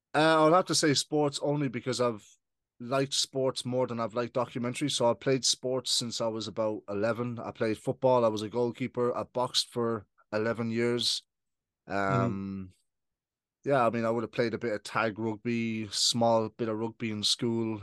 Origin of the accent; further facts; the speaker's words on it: Ireland; also born or lived in United Kingdom; I moved to Ireland when I was 7 mm-hmm. So I've been living in Ireland for now for twenty years